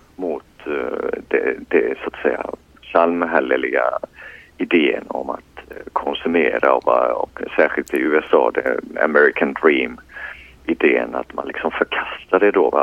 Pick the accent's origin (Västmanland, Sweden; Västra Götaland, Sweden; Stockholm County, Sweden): Västra Götaland, Sweden; Borås; moved away as an adult; now in Gothenburg, Sweden; jag är född och uppvuxen i, i Borås